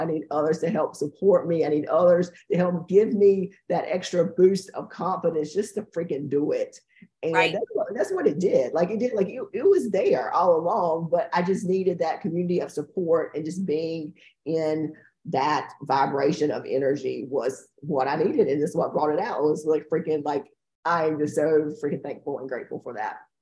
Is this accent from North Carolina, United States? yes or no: yes; Fairmont, North Carolina, United States; We're from Fairmont, which is a really small town